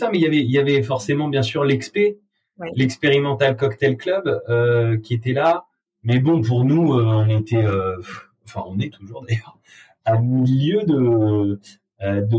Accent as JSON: {"language": "French", "region": "south of France", "country": "France", "lives_now": "Paris, France", "said": "on vient du sud de la France avec Victor, et quand on est arrivé à Paris, on a trouvé que l'accueil client était un peu différent."}